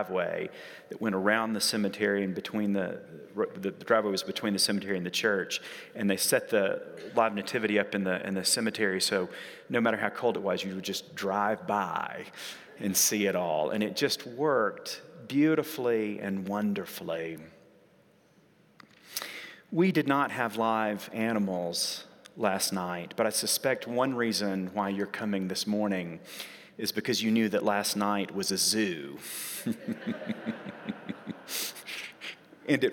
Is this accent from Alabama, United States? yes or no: yes; Sand Mountain, North Alabama, United States; moved away; also born or lived in New York; And so we went and lived in my hometown, and we lived, and I'm from there, so I can say this, in the middle of nowhere. We lived up on what's called Sand Mountain